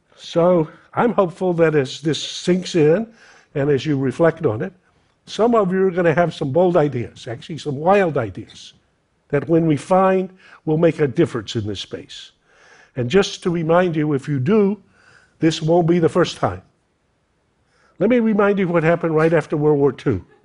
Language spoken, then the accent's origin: English; North Carolina, United States; red necked Americans like me, I'm from North Carolina